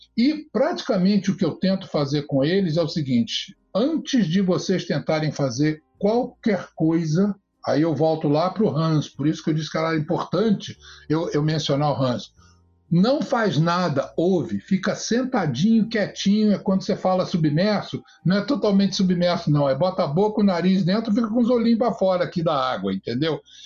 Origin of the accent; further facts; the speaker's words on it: Rio de Janeiro, Brazil; moved away as an adult; now in United States; Eu sou do Rio de Janeiro